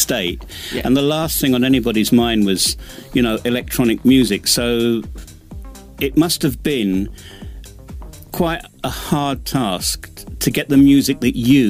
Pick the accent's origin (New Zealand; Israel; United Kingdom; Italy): United Kingdom; England; now in Bosnia and Herzegovina; I'm an Englishman in the Balkans